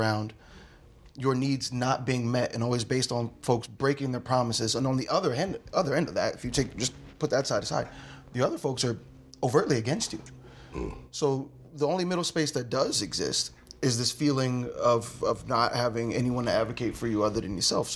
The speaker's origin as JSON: {"language": "English", "town": "Philadelphia", "region": "Pennsylvania", "country": "United States", "tie": "born or raised there", "said": "I grew up in South Philly"}